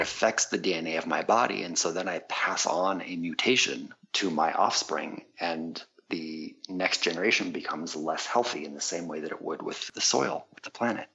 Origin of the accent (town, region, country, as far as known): San Diego, California, United States; born or raised there; also born or lived in Quebec, Canada